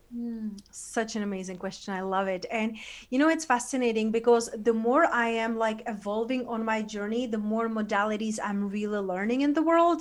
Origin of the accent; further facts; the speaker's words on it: Czechia; also born or lived in London / Spain; now in United States; I was growing up in Czech Republic, you know, in a, in a small town in Eastern Europe